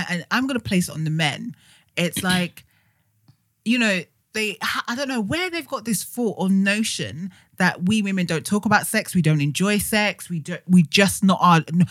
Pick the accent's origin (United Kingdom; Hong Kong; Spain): United Kingdom; Romford, East of England; Growing up in Essex, I didn't actually go out in Essex until probably last year